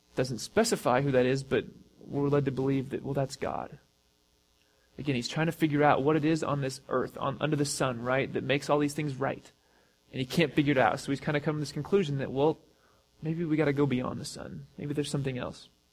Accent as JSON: {"language": "English", "country": "United States", "said": "as American Christians"}